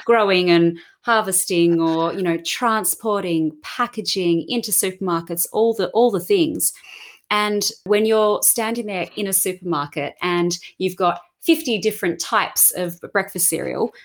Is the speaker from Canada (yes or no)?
no; Australia; growing up in Australia and, you know, so much nature around and the beach